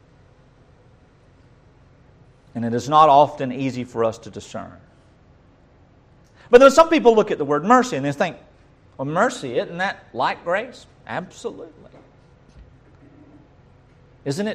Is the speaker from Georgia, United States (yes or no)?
yes; North Georgia, United States; Most of us country folks say charis. Or charis, if we're from the North Georgia